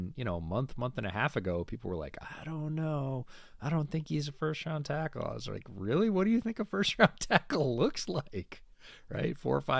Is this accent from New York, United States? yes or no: yes; near Syracuse, New York, United States; I grew up right near Syracuse.